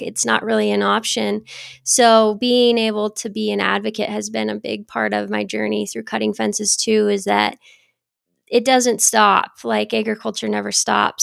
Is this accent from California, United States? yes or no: no; Geraldine, Montana, United States; I grew up in Geraldine, Montana, which is kind of the north central part of the state